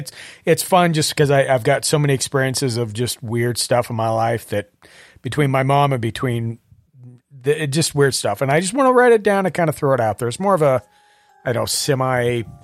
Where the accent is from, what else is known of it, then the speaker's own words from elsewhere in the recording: Montana, United States; now in Utah, United States; I grew up in Montana, so we never locked our house and never took our keys out of the car.